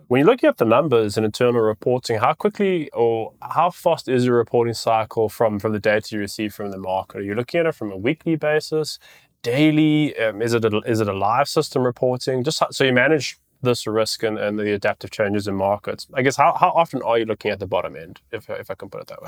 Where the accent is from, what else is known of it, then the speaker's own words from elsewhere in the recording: South Africa; I'm a South African